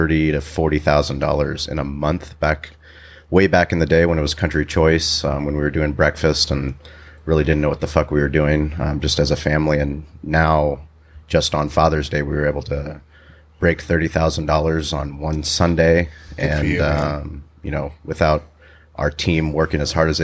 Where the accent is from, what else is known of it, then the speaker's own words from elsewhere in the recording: San Diego, California, United States; I grew up on Bird Rock Avenue